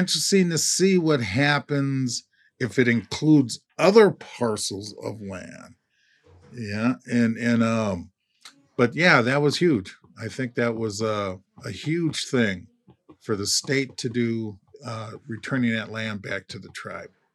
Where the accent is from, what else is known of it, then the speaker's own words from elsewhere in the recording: Minneapolis, Minnesota, United States; as a kid growing up in North Minneapolis